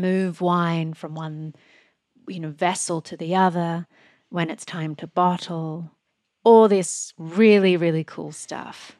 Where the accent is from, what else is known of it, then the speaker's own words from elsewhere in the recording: Australia; moved away; when I grew up in Australia